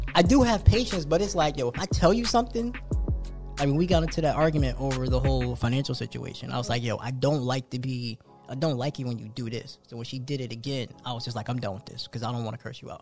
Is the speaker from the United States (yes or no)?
yes; New Jersey, United States; moved away; I grew up on Wawa back in Jersey. So Wawa to me is like home.